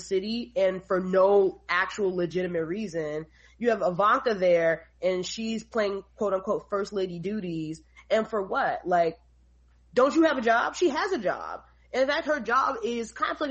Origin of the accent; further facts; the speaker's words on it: New York City, New York, United States; also born or lived in Philadelphia / New Jersey; I'm a native New Yorker. I grew up in New York, raised in New York